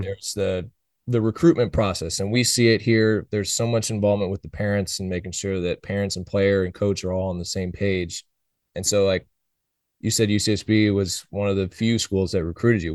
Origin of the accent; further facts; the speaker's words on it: Oakland, California, United States; I was born and raised in Oakland